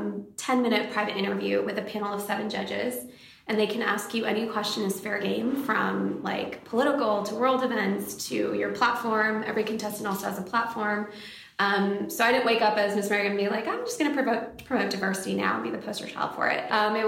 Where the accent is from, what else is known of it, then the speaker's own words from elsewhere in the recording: Michigan, United States; also born or lived in Syracuse / Vijayawada / Oklahoma; So I was born in Syracuse, New York, but my grandparents actually raised me in Vijayawada for about 2.5 years. And then when I came back, my family moved to Oklahoma at the time. And from Oklahoma, when I was 10 years old, we moved to Michigan.